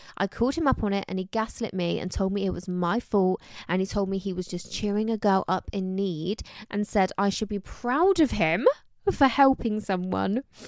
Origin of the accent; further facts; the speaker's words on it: Somerset, South West England, United Kingdom; accent: Somerset; my summer sack accent's really coming out recently